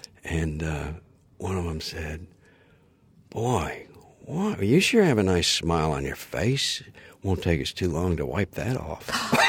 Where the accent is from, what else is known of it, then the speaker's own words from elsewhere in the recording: Kansas, United States; I grew up in Kansas, which is great. And then I went to school at Bradley, which is Illinois, Chicago wasn't too far away. And then after the Peace Corps, Cranbrook, Detroit.